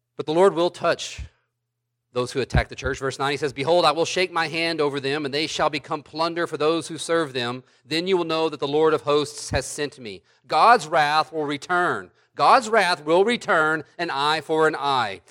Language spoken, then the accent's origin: English; United States; as American Christians